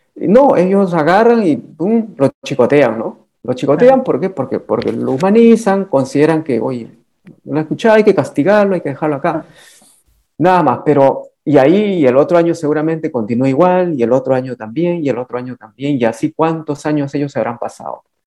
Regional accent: Huangáscar, Lima, Peru; Es uno de los 33 distritos de la provincia de Yauyos que se llama Huangáscar. Es mi pueblo natal.

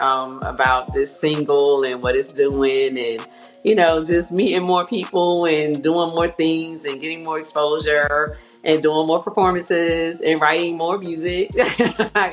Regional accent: Atlantic City, New Jersey, United States; moved away as an adult; now in Atlanta, United States; I am originally from Atlantic City, New Jersey. I know that a lot of people probably like, there's really people that live there? Yes, I used to live there. Born and raised

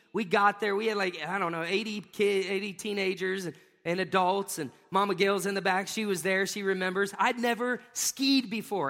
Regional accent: Pensacola, Florida, United States; I was from Pensacola

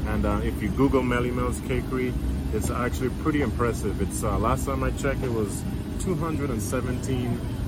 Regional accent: U.S. Virgin Islands; now in United States; my hometown to St. Thomas, Virgin Islands.

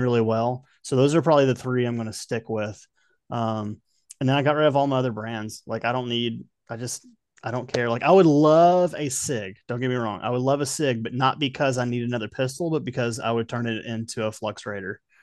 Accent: Kentucky, United States; now in Tennessee, United States; Growing up in Kentucky

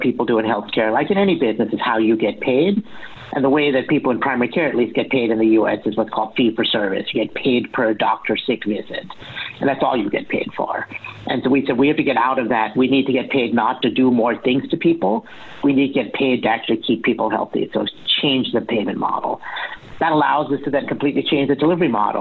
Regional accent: Boston, Massachusetts, United States; I'm from Boston, it's where we're living

